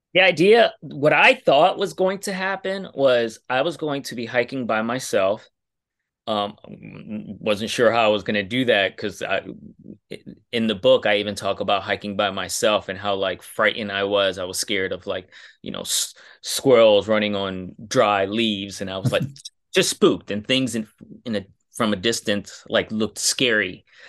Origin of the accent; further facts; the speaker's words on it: New York City, New York, United States; I'm from New York City